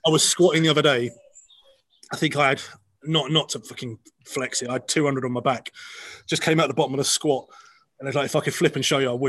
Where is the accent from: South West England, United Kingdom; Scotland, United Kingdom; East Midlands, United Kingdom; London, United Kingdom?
Scotland, United Kingdom; I'm a Scot believe it or not, from this accent you're hearing right now